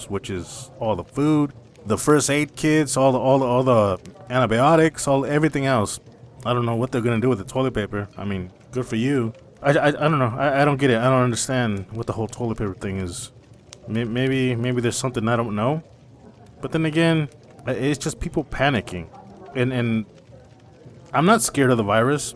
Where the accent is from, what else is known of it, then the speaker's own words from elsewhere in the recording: United States; I'm an American